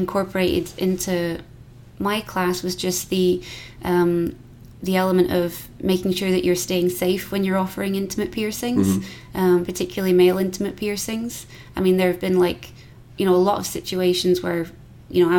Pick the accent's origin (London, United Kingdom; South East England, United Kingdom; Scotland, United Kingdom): Scotland, United Kingdom; accent: Scottish